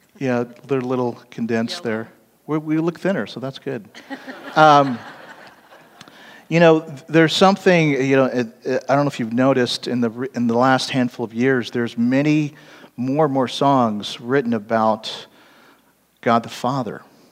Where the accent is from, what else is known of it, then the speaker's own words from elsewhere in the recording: California, United States; also born or lived in East Coast / Hawaii / Kansas City; I wasn't actually born there. I was born in the East Coast and then moved to California, lived most of my life in California.